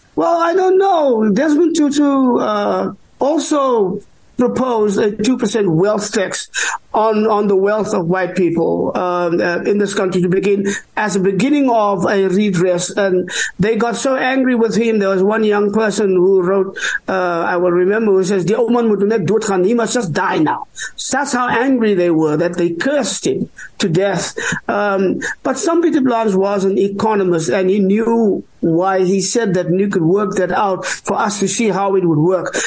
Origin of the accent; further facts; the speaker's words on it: South Africa; I am an African. Uh, I am Khoi. I am San. I am uh, I am South African Bantu